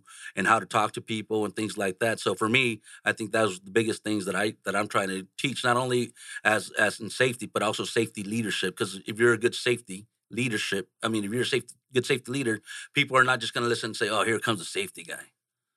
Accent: San Jose, California, United States; I grew up in San Jose, California

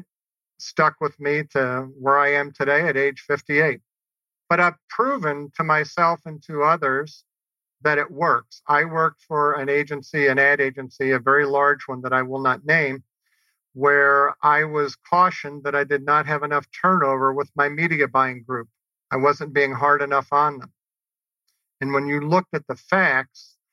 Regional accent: New Orleans, Louisiana, United States; growing up in New Orleans.

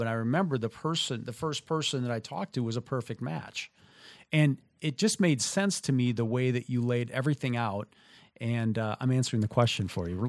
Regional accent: southern Minnesota, United States; moved away as an adult; also born or lived in Midwest; having grown up in the, in southern Minnesota and living in the Midwest for the, you know, first thirty-three years of my existence

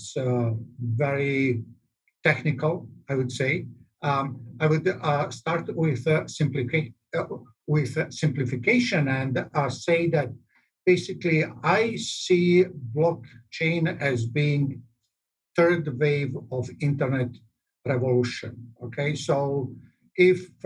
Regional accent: Belgrade, Serbia; now in Arizona, United States; I'm originally from ex-Yugoslavia, Belgrade. Although I have been out since 88, my accent is still there.

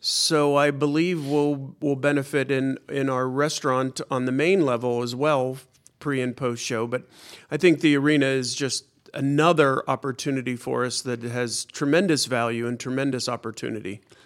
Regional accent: Pittsburgh, Pennsylvania, United States; moved away; also born or lived in Washington, D.C.; I was born in Pittsburgh

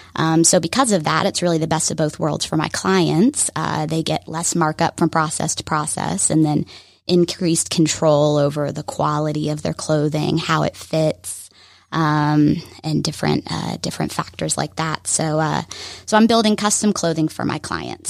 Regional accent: Alpharetta, Georgia, United States; I grew up here in Alpharetta.

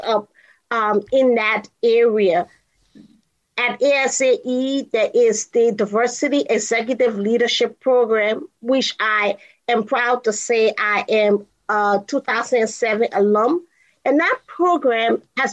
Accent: Liberia; moved away as an adult; also born or lived in Kansas, United States; now in United States; I'm originally from Liberia, West Africa. So I am an immigrant who came to go to the University of Kansas.

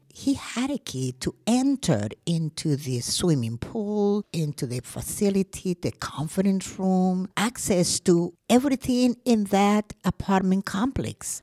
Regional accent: Colombia; also born or lived in Georgia, United States; now in Gwinnett County, Georgia, United States; I am from Colombia. Well, I was born in Colombia, but I've been a U.S. citizen for 45 years.

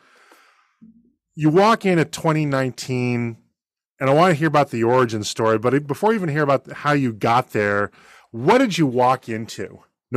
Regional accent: Boston, Massachusetts, United States; now in Georgia, United States; I grew up in Boston, so I've been a lifelong Red Sox fan.

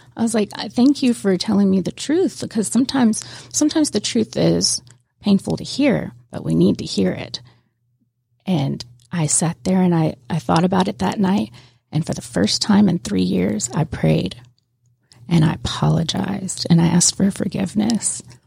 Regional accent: Pascagoula, Mississippi, United States; moved away as an adult; now in Georgia, United States; I'm from Miss, Pascagoula, Mississippi, right on the Gulf Coast, and I was born and raised there

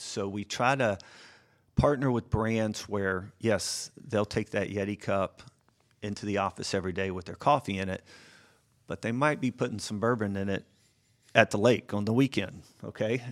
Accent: Atlanta, Georgia, United States; I grew up here in Atlanta

